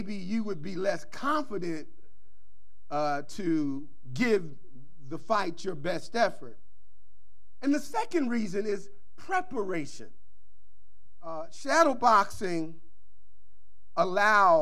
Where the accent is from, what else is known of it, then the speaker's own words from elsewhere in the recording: Philadelphia, Pennsylvania, United States; growing up in North Philadelphia